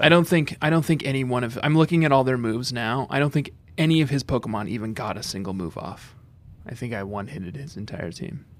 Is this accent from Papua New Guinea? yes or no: no; Minnesota, United States; was growing up in Minnesota